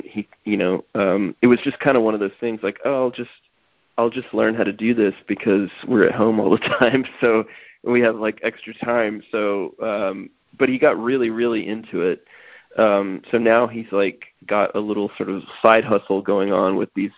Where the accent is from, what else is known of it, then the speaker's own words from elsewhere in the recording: Texas, United States; I grew up in Texas